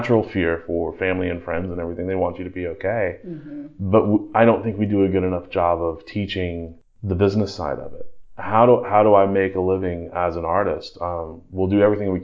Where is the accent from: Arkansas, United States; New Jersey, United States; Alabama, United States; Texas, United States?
Arkansas, United States; North Little Rock; I grew up in Indian Hills in North Little Rock